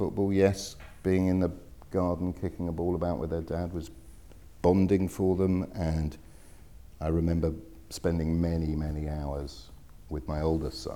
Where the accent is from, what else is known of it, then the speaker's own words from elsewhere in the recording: Wimbledon, London, United Kingdom; I grew up in Wimbledon. My early years were spent in Wimbledon.